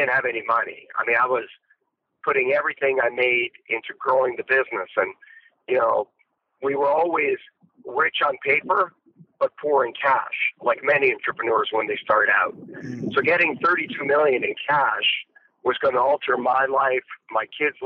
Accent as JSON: {"language": "English", "country": "Canada", "tie": "born or raised there", "said": "I grew up in Canada"}